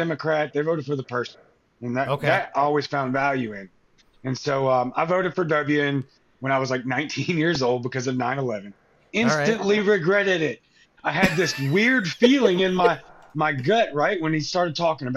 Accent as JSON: {"language": "English", "area": "Cajun", "region": "Louisiana", "country": "United States", "said": "I'm Cajun, I'm Spanish"}